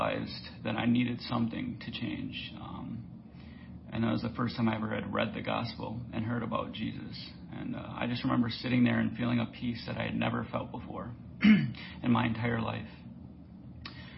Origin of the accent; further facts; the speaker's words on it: St. Paul, Minnesota, United States; moved away as an adult; now in California, United States; I was born and raised in St. Paul, Minnesota